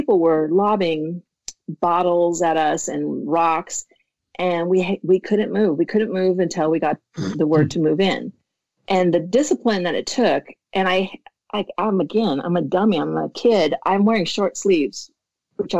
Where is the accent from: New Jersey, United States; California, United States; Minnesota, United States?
Minnesota, United States; moved away as an adult; I'm from Minnesota